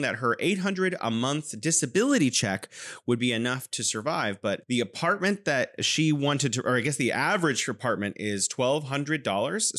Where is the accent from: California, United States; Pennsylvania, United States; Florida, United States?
California, United States; now in Wuhan, China; I'm originally from California, but now I am living in beautiful Wuhan, China